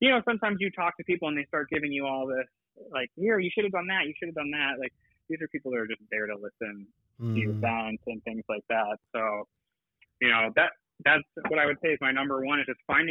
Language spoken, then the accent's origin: English; Ohio, United States; now in California, United States; I'm originally from Ohio. I'm not from California